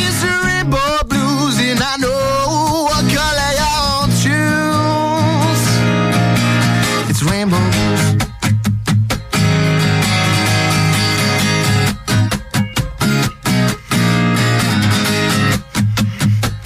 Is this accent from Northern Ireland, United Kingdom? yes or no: no; Southampton, South East England, United Kingdom; Southampton is my hometown